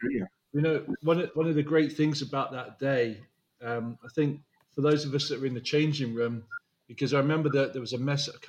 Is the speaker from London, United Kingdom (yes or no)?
yes; London, United Kingdom; moved away; also born or lived in Dover; coming from where I grew up in South London and Dover